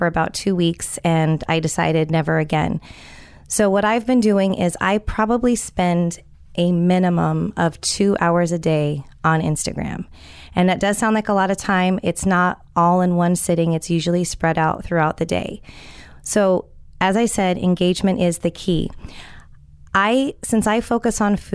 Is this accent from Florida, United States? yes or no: no; California, United States; I'm from California